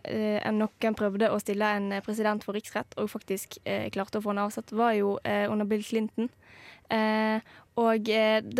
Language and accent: Norwegian; Norway; Her er jeg en norsk ungdom som ikke er utsatt for sånne ting i det hele tatt.